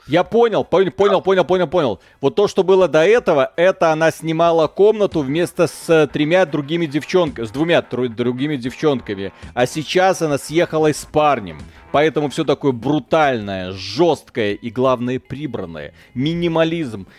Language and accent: Russian; Belarus; Приезжайте в Беларусь, у нас все тихо